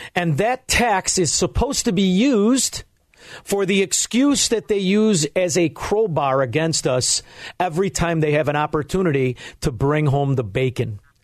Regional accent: Chicago, Illinois, United States; I'm from Chicago

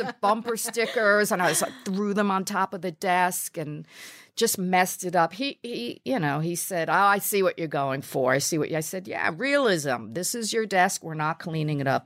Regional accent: New York City, New York, United States; I'm a New Yorker

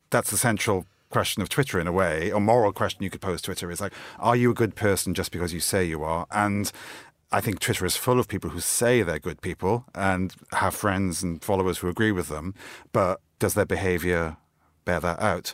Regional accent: South Wales, United Kingdom; moved away as an adult; now in London, United Kingdom; I'm from South Wales originally. That's where I grew up and have lived in London most of my adult life

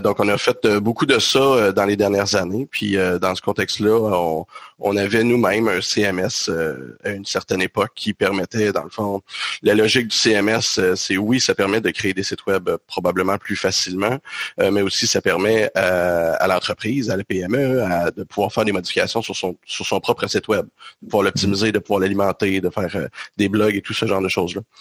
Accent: Quebec, Canada; on est du Québec

